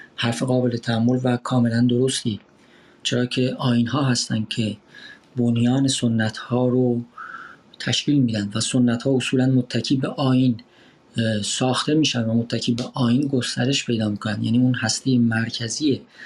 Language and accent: Persian; Iran; moved away as an adult